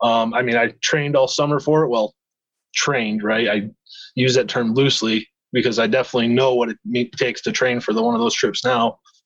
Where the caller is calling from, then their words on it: Brown City, Michigan, United States; So I'm calling from Brown City, Michigan, and it's right in the thumb of the Lower Peninsula.